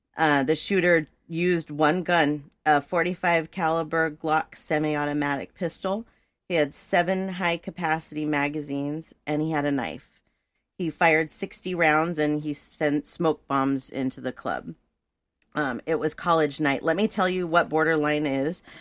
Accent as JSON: {"language": "English", "town": "Thousand Oaks", "region": "California", "country": "United States", "tie": "born or raised there", "said": "I was born and raised in Thousand Oaks, California"}